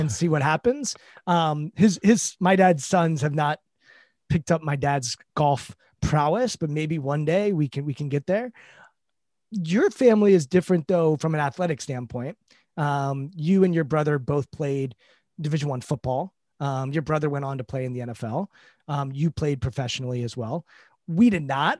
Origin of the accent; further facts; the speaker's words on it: D.C., East Coast, United States; I grew up on the East Coast, uh, in, right outside Washington, D C